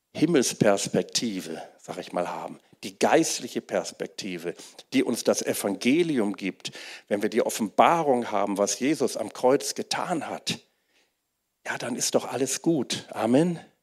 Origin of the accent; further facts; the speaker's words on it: Wuppertal, North Rhine-Westphalia, Germany; ich bin in Wuppertal aufgewachsen